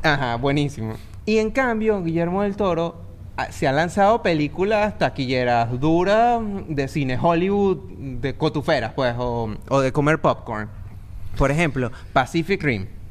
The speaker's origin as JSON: {"language": "Spanish", "country": "Venezuela", "said": "nosotros los tres somos venezolanos"}